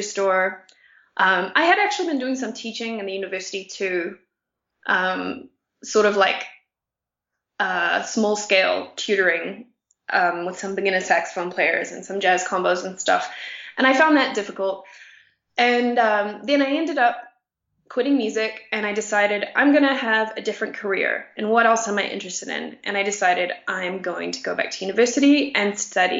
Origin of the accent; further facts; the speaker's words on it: New Zealand; moved away as an adult; also born or lived in Brooklyn, United States / Connecticut, United States; now in Mexico; I ended up moving back to my hometown for the summer, playing the soprano all summer, and then going to the United States